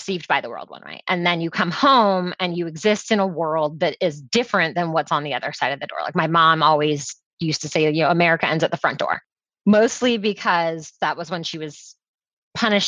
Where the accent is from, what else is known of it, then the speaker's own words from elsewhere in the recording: Orlando, Florida, United States; also born or lived in Jamaica / Washington, District of Columbia, United States; I am from sunny Orlando, which is where I also am right now